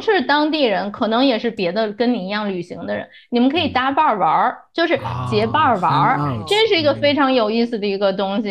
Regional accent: Beijing, China; moved away as an adult; now in Chicago, United States; 因为我是北京人

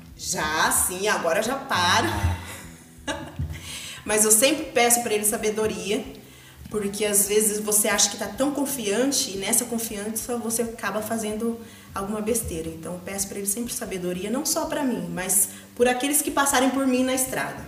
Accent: Macatuba, São Paulo, Brazil; also born or lived in Agudos; Eu vivia entre Agudos e Macatuba, eu nasci em Macatuba. E eu morei até minha adolescência com meus avós.

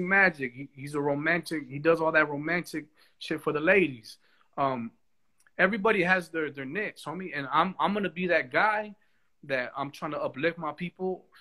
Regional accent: United States; I am an American

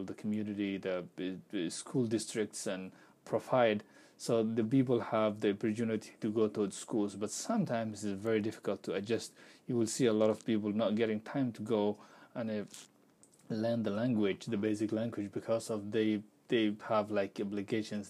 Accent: Pakistan; English is a second language; moved away as an adult; also born or lived in Turkey; now in Minnesota, United States; I used to live in Pakistan and I'm working in Turkey

